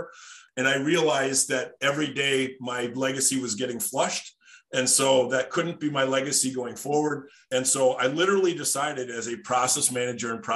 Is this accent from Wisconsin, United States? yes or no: yes; Darboy, Wisconsin, United States; I grew up just outside of Appleton, Wisconsin, in a place called Darboy, Wisconsin.